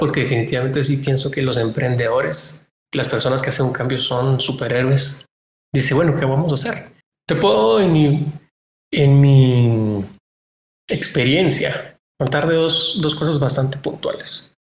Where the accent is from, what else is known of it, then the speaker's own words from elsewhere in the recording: Guatemala; los guatemaltecos somos todos